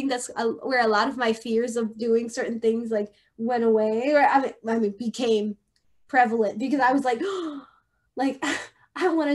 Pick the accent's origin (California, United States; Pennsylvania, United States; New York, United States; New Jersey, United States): Pennsylvania, United States; I was born in Pennsylvania. And yeah, I grew up in this like area